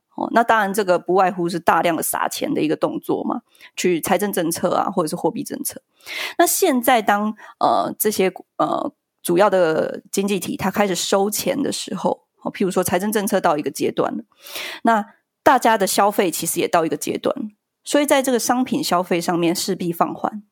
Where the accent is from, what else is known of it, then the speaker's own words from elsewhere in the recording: Yilan, Yilan County, Taiwan; 三个小孩，在宜兰，那个时候我们是，我们是宜兰人